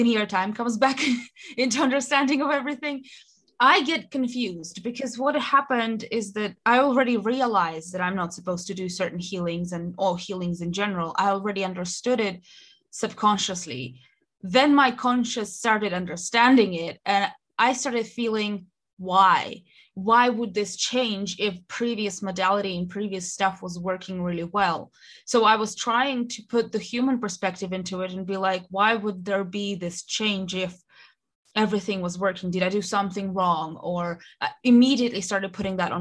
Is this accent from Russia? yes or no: yes; Russia; moved away as an adult; now in United Kingdom; I am originally from Russia, moved to the UK when in 2014 to study, stayed here.